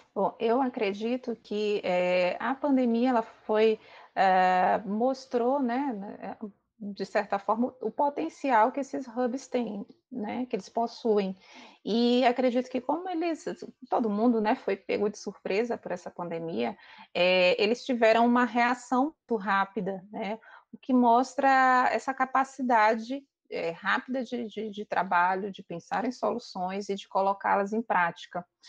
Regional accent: Maranhão, Brazil; eu sou do Maranhão

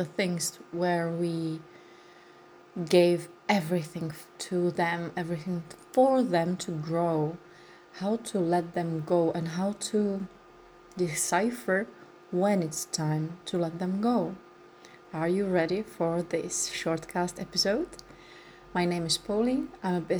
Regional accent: Czechia; first language Czech; English is a second language; my language in Czech Republic.

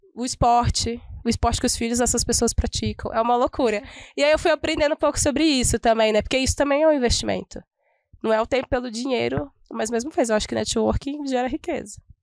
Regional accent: Minas Gerais, Brazil; como uma boa mineira

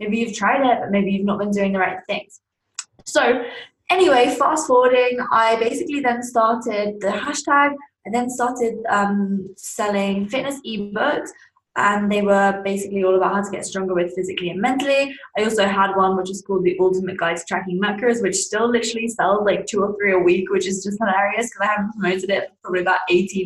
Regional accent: Surrey, South East England, United Kingdom; I was obviously in my second last year of high school in England. That's where I'm from, a place called Surrey

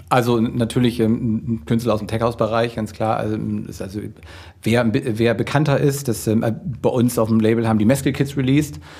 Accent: Hamburg, Germany; wir kommen aus Hamburg, wir wohnen, leben und äh, walten hier in Deutschland

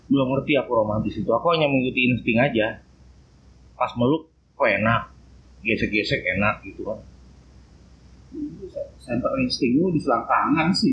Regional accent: Jakarta, Indonesia; Gue ingat tuh jadi aku kan dari Jakarta

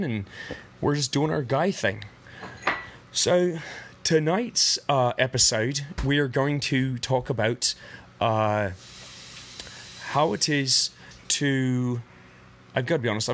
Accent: United States; I was raised in the Protestant Christian Church, mostly the Calvary Baptist, and then Assemblies of God churches in America

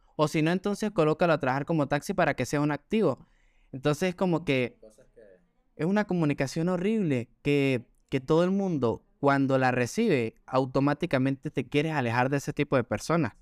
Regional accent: Gocho, Táchira, Venezuela; accent: gocho; pues soy muy gocho de Venezuela, y, es un acento

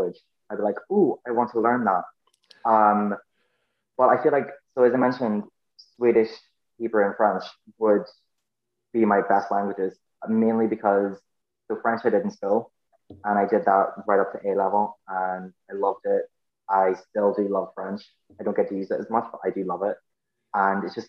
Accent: Northern Ireland, United Kingdom; first language English; I grew up in the 90s in Northern Ireland.

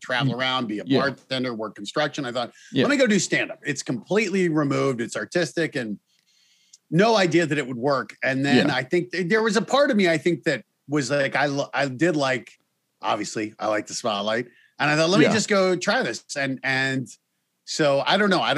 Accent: Colorado, United States; I grew up in Colorado

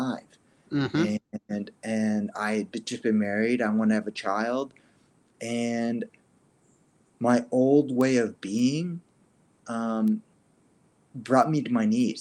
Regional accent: East Coast, United States; I was born in the East Coast

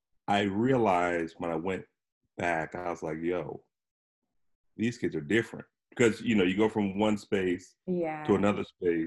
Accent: Harrisburg, Pennsylvania, United States; Harrisburg, Pennsylvania.

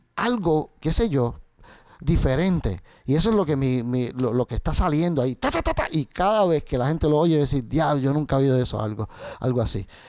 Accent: Puerto Rico; mis raíces como, como puertorriqueño de la décima

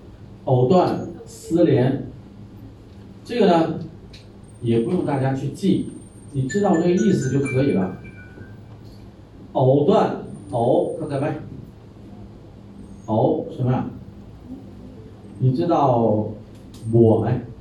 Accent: Thailand; 我们泰国人也吃那个，掰开以后怎么样？有没有丝啊？

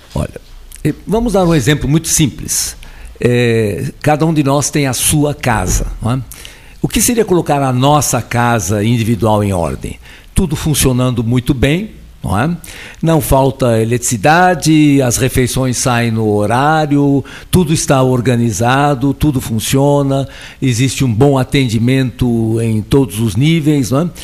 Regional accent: Brazil; also born or lived in Switzerland; Eu não sou brasileiro, eu nasci na Suíça, vim para o Brasil com seis anos de idade

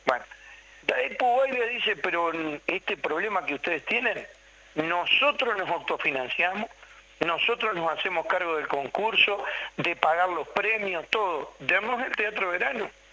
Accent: Uruguay

